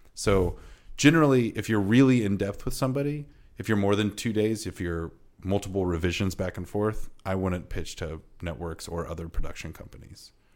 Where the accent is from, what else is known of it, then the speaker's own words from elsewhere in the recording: Iowa, United States; I'm from Iowa and Midwestern